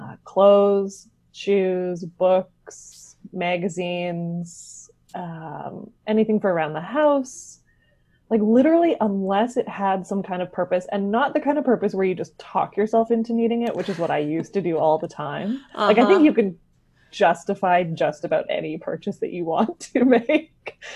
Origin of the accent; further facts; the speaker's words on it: West Coast of Canada, Canada; I am a writer from the West Coast of Canada